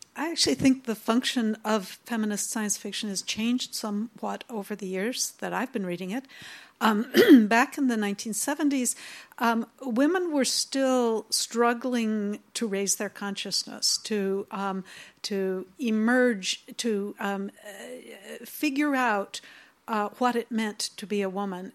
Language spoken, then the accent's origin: English; United States; I'm here from the United States